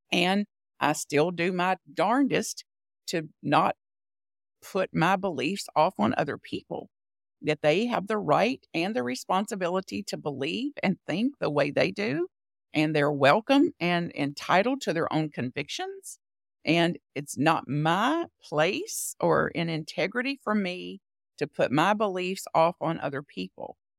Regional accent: Bug Tussle, Kentucky, United States; I was born in Bug Tussle, Kentucky, a very rural part of Kentucky near the Tennessee border

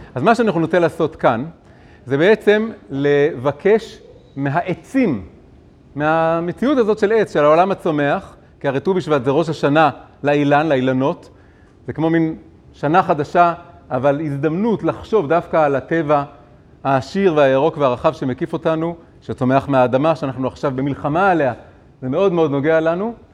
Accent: Tel Aviv, Tel Aviv District, Israel; אני גדלתי בעולם מאוד תל אביבי

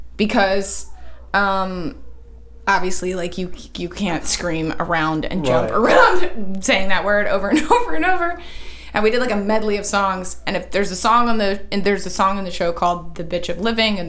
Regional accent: the South, United States; a Southerner who was born and raised here, spent my life here

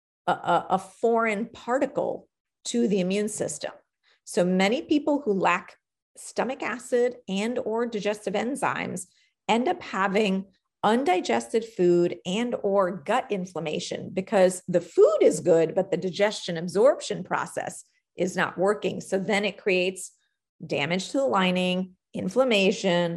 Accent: New York, United States; I'm a New Yorker by birth

